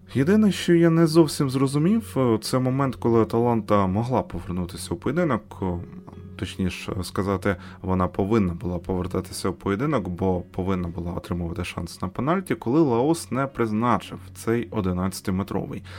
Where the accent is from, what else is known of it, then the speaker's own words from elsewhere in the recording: Ukraine; ми з України.